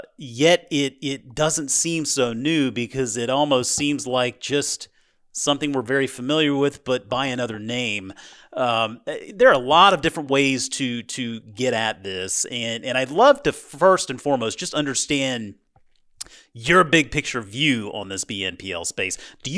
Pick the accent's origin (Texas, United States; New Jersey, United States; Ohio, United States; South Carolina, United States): South Carolina, United States; I grew up in South Carolina, but fortunately had parents that took us out west for some vacations.